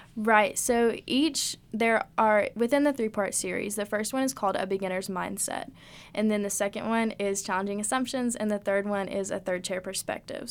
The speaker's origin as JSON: {"language": "English", "town": "Oneida", "region": "Tennessee", "country": "United States", "said": "I'm from Oneida, Tennessee."}